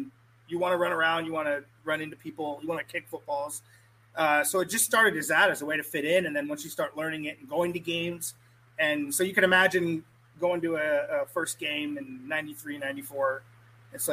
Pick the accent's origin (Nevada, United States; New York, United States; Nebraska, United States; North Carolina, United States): Nebraska, United States; Lincoln; being a first generation kid, and you know, growing up in Lincoln, being a Husker fan